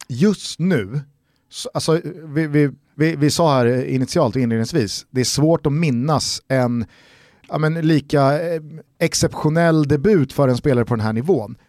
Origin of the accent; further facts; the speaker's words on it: Sweden; som svenskar